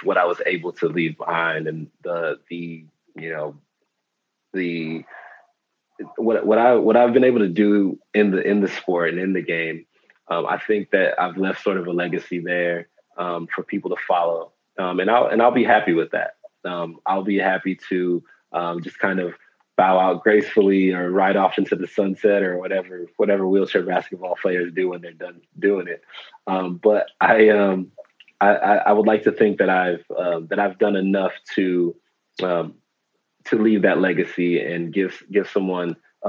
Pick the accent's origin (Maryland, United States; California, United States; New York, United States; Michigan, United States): Michigan, United States; Detroit; moved away as an adult; also born or lived in Italy; now in Spain; I grew up in Detroit, Michigan